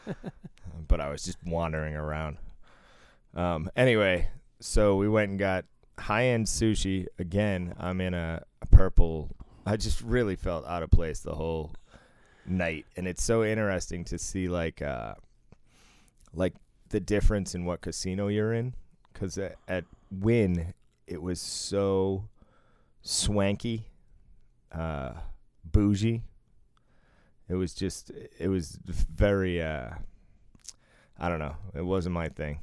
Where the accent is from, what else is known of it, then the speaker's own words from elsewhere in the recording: Massachusetts, United States; I was raised in Mass